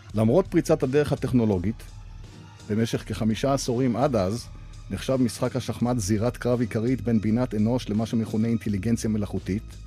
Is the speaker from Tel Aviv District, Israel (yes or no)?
no; Haifa, Haifa District, Israel; בעיר הולדתי חיפה